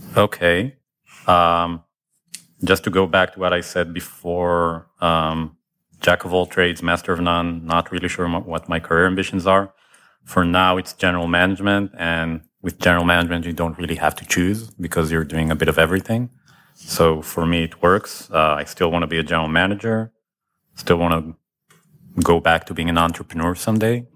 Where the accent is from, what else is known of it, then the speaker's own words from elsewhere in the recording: Israel; now in Ann Arbor, United States; I'm from Israel originally